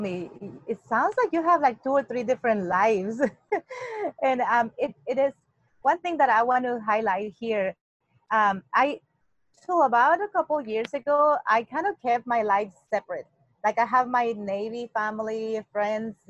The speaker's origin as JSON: {"language": "English", "region": "Mexico City", "country": "Mexico", "tie": "born or raised there", "second_language": "English", "moved": "as an adult", "lives_now": "United States", "said": "I was born and raised in Mexico and living in the Mexico City"}